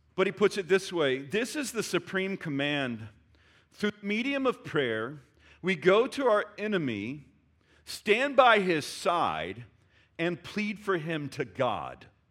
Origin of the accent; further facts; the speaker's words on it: Texas, United States; I love being a Texan